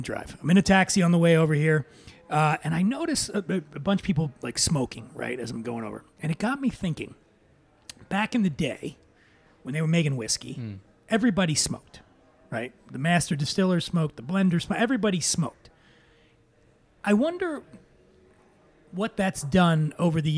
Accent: Philadelphia, Pennsylvania, United States; Philadelphia, yeah, my hometown

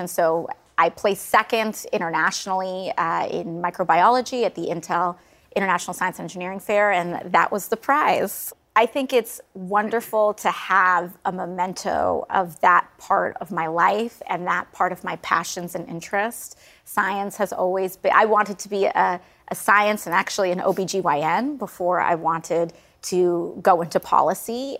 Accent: New York City, New York, United States; I'm also a New Yorker

